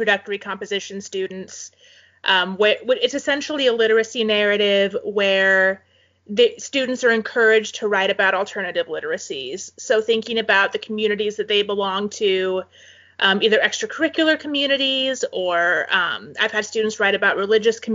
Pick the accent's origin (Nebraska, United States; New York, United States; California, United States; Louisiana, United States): Nebraska, United States; Valley; also born or lived in Fremont, Nebraska; now in Kearney, United States; Valley where I grew up